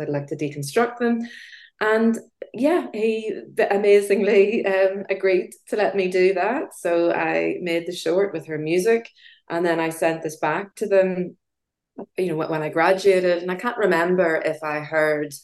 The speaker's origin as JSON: {"language": "English", "town": "Belfast", "region": "Northern Ireland", "country": "United Kingdom", "tie": "born or raised there", "also_born_or_lived": "London", "accent": "Irish brogue", "said": "as you can probably hear by my Irish brogue, I'm born and bred in Belfast in Northern Ireland"}